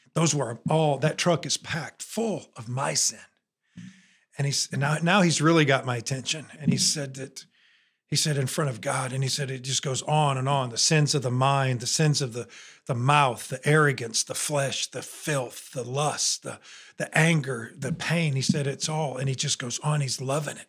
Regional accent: near Notre Dame, Indiana, United States; born or raised there; moved away as an adult; now in Alabama, United States

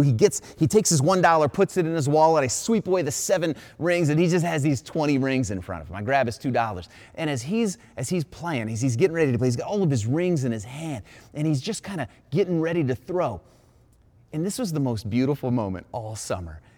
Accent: Ohio, United States; I was an Ohio boy all my life. I grew up in Ohio, born in Ohio

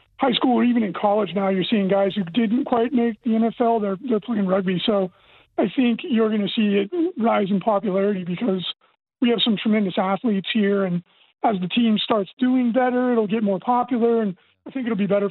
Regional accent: Central Valley, California, United States; moved away as an adult; I was born in the Central Valley of California

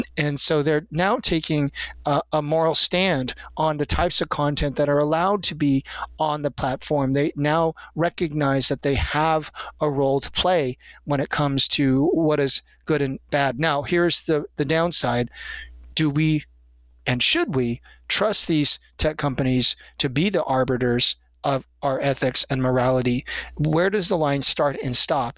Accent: United States; since I am an American

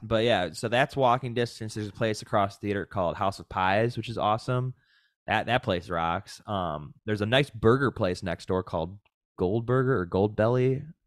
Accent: Williamsville, New York, United States; born or raised there; also born or lived in Buffalo, New York; now in Southern California, United States

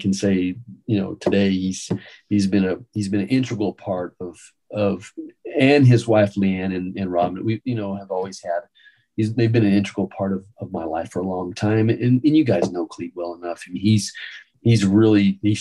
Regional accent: New Mexico, United States; moved away as an adult; now in Austin, United States; I was from New Mexico

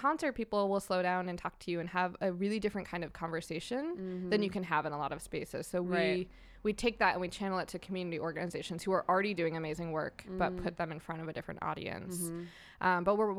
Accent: New Hampshire, United States; moved away as an adult; now in Long Beach, United States; I'm from New Hampshire originally and made the westward migration earlier this year.

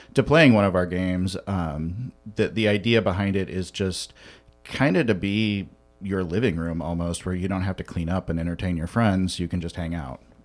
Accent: Western Illinois, United States; moved away as an adult; now in Chicago, United States; I grew up in Western Illinois

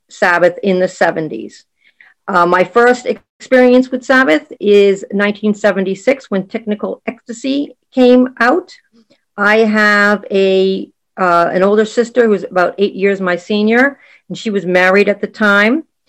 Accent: Boston, Massachusetts, United States; I am from Boston, Massachusetts in the U S

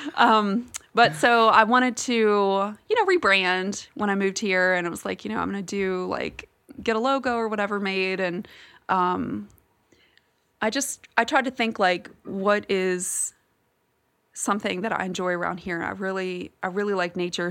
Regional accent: Virginia, United States; moved away as an adult; I'm originally from Virginia, and I have lived here for almost, well, coming up on ten years now

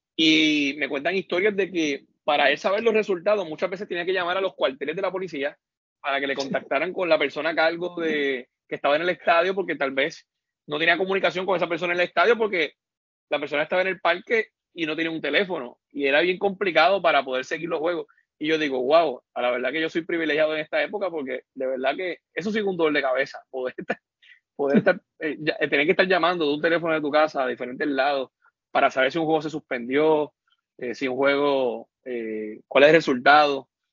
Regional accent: Maunabo, Puerto Rico; me fui a trabajar de nuevo a Maunago, a mi pueblo

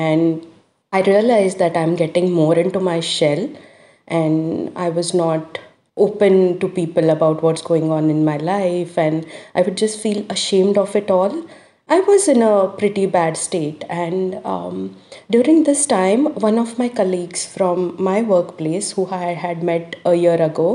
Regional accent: India; now in Australia; I am from India, wherein the cultural thing, the dominance and male-oriented society

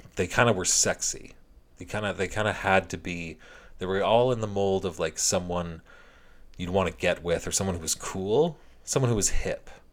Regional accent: Canada; as a Canadian hockey fan

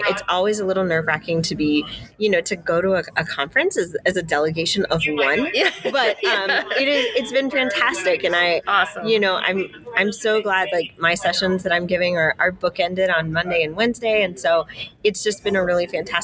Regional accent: Denver, Colorado, United States; I grew up in Denver

